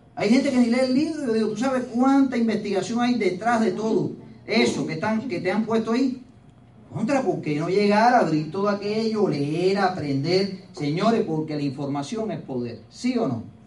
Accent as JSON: {"language": "Spanish", "region": "Pinar del Río", "country": "Cuba", "moved": "yes", "said": "soy de Pinal del Río"}